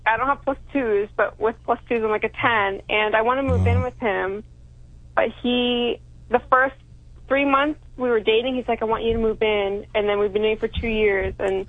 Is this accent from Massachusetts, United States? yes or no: no; Pennsylvania, United States; accent: Miami; now in Miami, United States; No, I'm American. Oh, I'm from Pennsylvania.